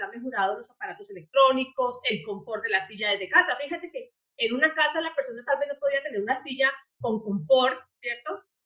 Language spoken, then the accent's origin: Spanish; Popayán, Cauca, Colombia; moved away as an adult; soy de la ciudad de Popayán, del sur de Colombia